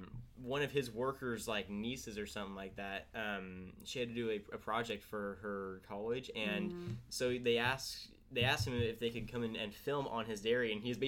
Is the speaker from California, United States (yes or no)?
yes; Tulare, California, United States; growing up in Tulare, California